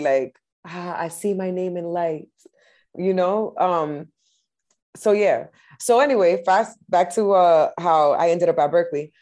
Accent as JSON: {"language": "English", "town": "Lawrence", "region": "Massachusetts", "country": "United States", "tie": "born or raised there", "lives_now": "Boston, United States", "said": "I grew up in Lawrence, Mass, uh, up until I was uh, 18 and then i became a boston resident"}